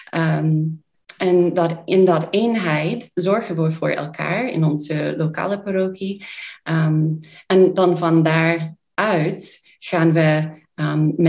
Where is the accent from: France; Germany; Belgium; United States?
United States; Dutch is a second language; now in Sittard, Netherlands; Wij komen uit Amerika. Ehm, twee van ons die nu hier zitten, zijn eh, van, van de oorspronkelijke groep in 2014. Dus wij zijn eh, al acht jaar in, in, eh, in Sittard, in Nederland.